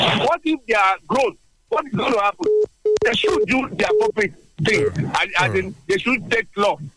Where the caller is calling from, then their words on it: Adigbe, Ogun State, Nigeria; I'm calling from Adigbe.